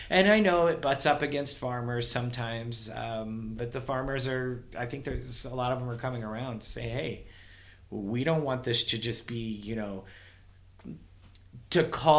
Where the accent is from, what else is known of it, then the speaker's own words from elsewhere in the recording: Kentucky, United States; moved away; I'm from Kentucky originally